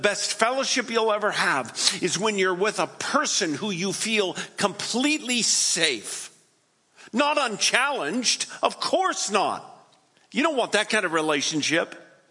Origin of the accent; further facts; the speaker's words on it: West Coast, United States; I'm from the West Coast